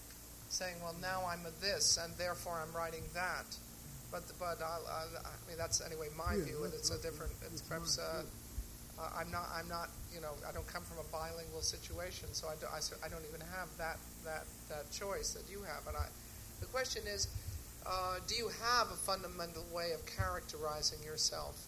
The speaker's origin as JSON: {"language": "English", "country": "United States", "tie": "born or raised there", "first_language": "English", "said": "I don't think that I can be said to have lost my native language since I was born here"}